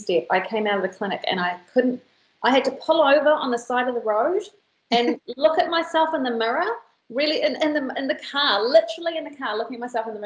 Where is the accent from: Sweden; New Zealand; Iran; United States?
New Zealand; New Zealand, we're a very young country